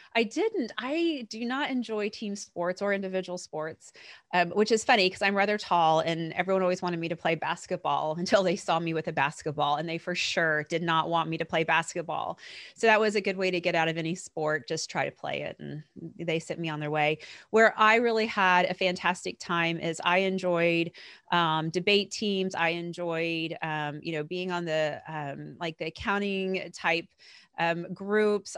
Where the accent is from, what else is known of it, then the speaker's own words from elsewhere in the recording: Oklahoma, United States; I was born and raised in Oklahoma